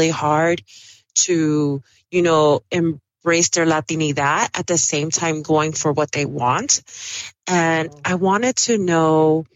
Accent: New York City, New York, United States; first language Spanish; English is a second language; also born or lived in Dominican Republic; I grew up in Washington Heights

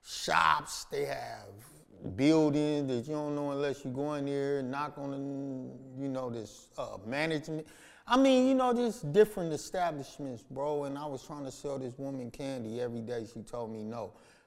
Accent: Los Angeles, California, United States; South Central Los Angeles. Not Central or South Los Angeles. South Central.

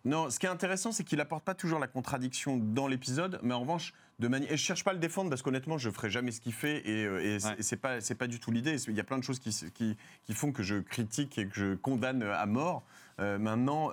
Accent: France; je suis français

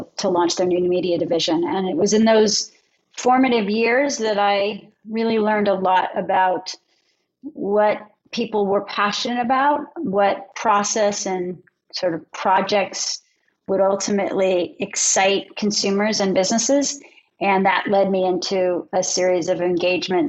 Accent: outside of Philadelphia, Pennsylvania, United States; moved away as an adult; also born or lived in Los Angeles; I grew up outside of Philadelphia

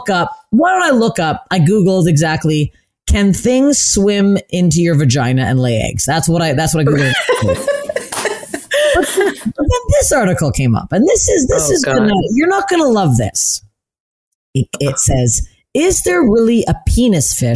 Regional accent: Canada; as a Canadian girl

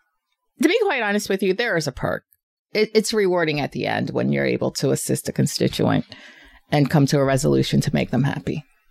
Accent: Norristown, Pennsylvania, United States; I grew up on the East End for about 20 plus years.

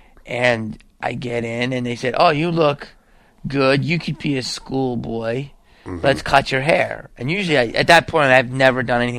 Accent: Philadelphia, Pennsylvania, United States; moved away as an adult; now in Los Angeles, United States; I grew up in Philly.

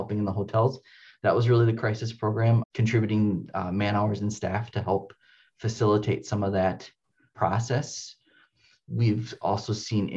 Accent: Baraboo, Wisconsin, United States; now in La Crosse, United States; I was born in Baraboo, Wisconsin, which is just north of Madison

